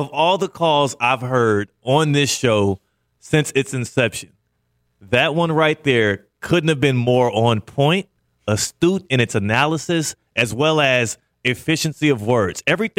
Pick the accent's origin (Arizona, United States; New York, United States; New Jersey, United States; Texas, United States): Texas, United States; Houston; I'm not anti-NASA. I'm a Houston guy.